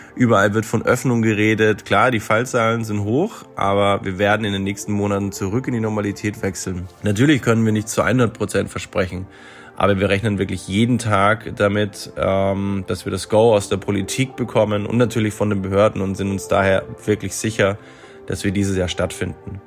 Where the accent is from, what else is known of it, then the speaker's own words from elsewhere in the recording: near Freiburg, Baden-Württemberg, Germany; Ich komme auch selbst aus der Nähe von Freiburg